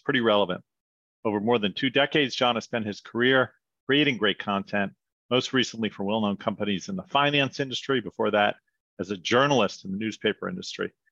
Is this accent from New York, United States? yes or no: yes; New York, United States; also born or lived in Wichita, Kansas; moved back to New York, where I was from